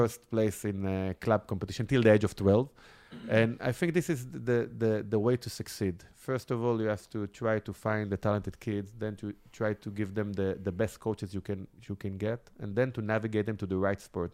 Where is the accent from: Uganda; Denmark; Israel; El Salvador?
Israel; English is a second language; I grew up in Israel.